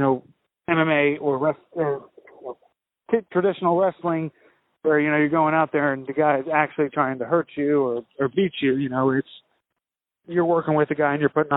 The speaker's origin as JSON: {"language": "English", "town": "Spring Valley", "region": "New York", "country": "United States", "tie": "born or raised there", "moved": "yes", "lives_now": "South Carolina, United States", "said": "I grew up in Spring Valley"}